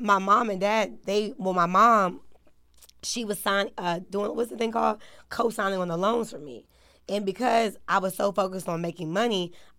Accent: Maryland, United States; I'm from Maryland. So it's two separate situations.

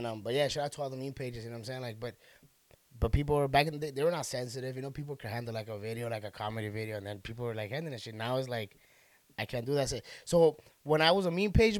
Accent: Los Angeles, California, United States; I'm from Boyle Heights. That's on the east side.

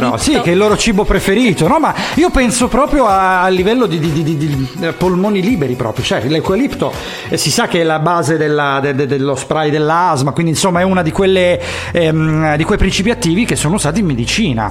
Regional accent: Calabria, Italy; now in Bologna, Italy; da noi, da, da calabresi

